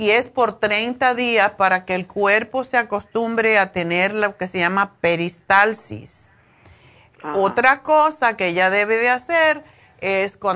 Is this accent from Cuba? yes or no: yes; Cuba; now in Spain; cuando yo me vine de, me fui de Cuba a España, a Madrid, me pasó igual, como dos meses